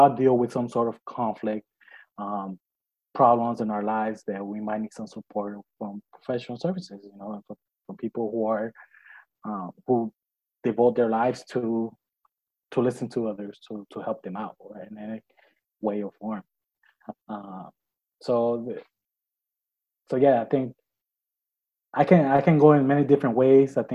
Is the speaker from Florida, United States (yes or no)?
no; Los Angeles, California, United States; I was born and raised here in Los Angeles